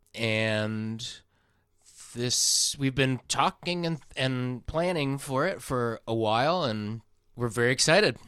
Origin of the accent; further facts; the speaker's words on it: Iowa, United States; now in California, United States; I'm from Iowa, which is closer to Arkansas than where I am now